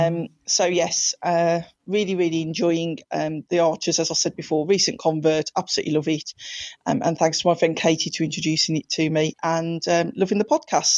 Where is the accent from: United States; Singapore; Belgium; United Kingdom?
United Kingdom; Wolverhampton, West Midlands; I'm not born and bred in West London. I'm actually from Wolverhampton.